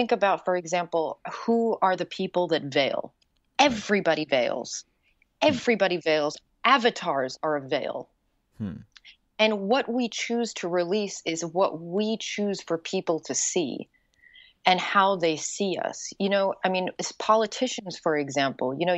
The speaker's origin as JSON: {"language": "English", "country": "Yemen", "tie": "born or raised there", "also_born_or_lived": "Wales / New York / Morocco / Bosnia", "moved": "yes", "lives_now": "United States", "said": "where I grew up, which is Yemen"}